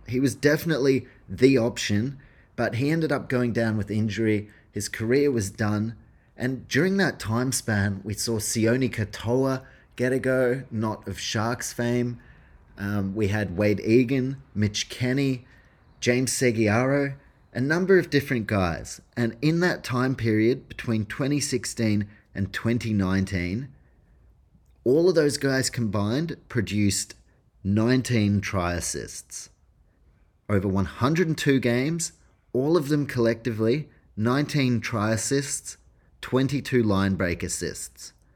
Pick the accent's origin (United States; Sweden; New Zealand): New Zealand; As a Kiwi